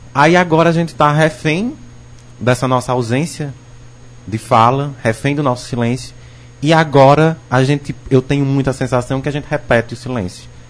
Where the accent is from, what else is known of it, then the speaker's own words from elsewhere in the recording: Northeast Region, Brazil; enquanto nordestino